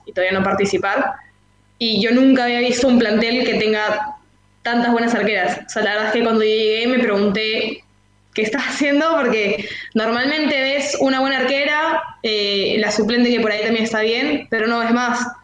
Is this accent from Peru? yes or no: yes; Peru; moved away as an adult; also born or lived in San Telmo, Buenos Aires, Argentina; now in Buenos Aires, Argentina; yo nací y siempre viví en Perú.